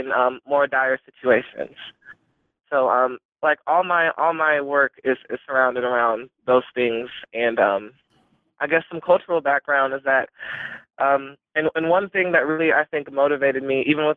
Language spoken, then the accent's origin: English; Des Moines, Iowa, United States; I grew up in Des Moines, Iowa, living in that society